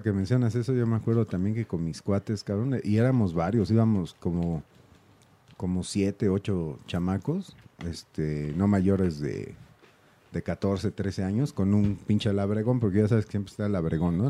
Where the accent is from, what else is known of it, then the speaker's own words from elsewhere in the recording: Mexico City, Mexico; yo también soy de la Doctores